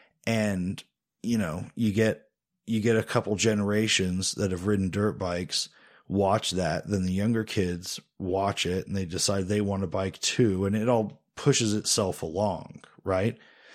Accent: Indiana, United States; We're from, we're not really from Indiana. We're sort of from Indiana. It's a place that we're from more than we're from other places, I guess the best way to put it.

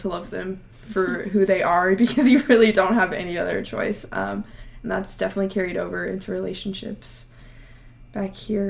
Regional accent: Overland Park, Kansas, United States; I'm from Overland Park, Kansas.

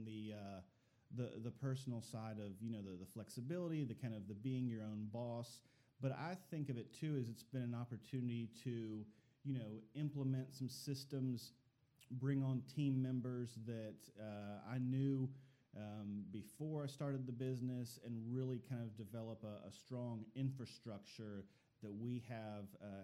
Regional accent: Northeast Ohio, United States; moved away as an adult; also born or lived in Chattanooga, Tennessee; now in Dalton, United States; I'm actually from Northeast Ohio, grew up on farmland

